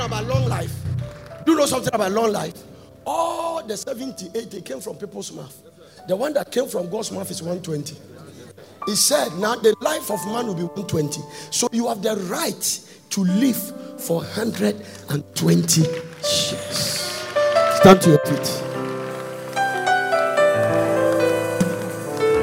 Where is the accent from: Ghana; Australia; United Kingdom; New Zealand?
Ghana; moved away; I'm from Ghana.